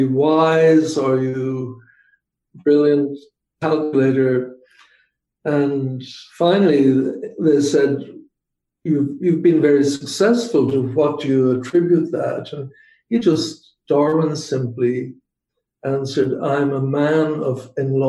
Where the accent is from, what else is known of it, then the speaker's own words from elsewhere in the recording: Belfast, Northern Ireland, United Kingdom; moved away as an adult; also born or lived in England / Michigan; now in United States; I grew up in Northern Ireland in Belfast, and that itself was an education.